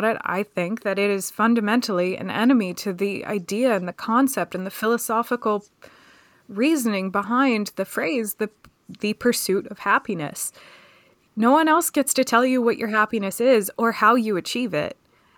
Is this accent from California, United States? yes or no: no; Pennsylvania, United States; And where I grew up just outside of Philadelphia was not like that oppressive if you didn't fit that family dynamic, but it was a shock.